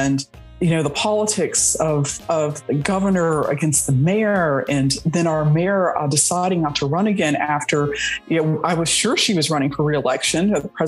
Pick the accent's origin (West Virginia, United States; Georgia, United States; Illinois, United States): Georgia, United States; Atlanta; So I'm also a native of Buckhead. I grew up in Buckhead and in Southwest Atlanta in the West End.